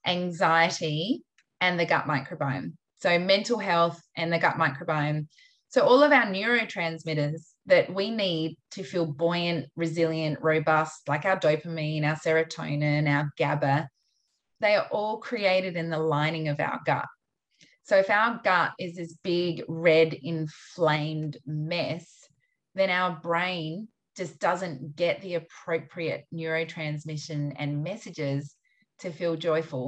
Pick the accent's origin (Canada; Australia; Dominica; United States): Australia; I, as an Australian